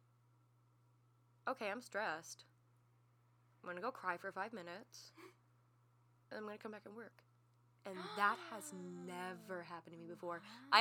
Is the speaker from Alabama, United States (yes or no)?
no; Texas, United States; we're from the South